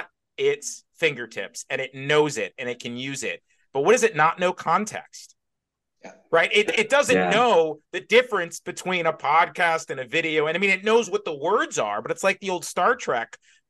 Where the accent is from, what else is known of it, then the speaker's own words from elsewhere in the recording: Houston, Texas, United States; I grew up in Houston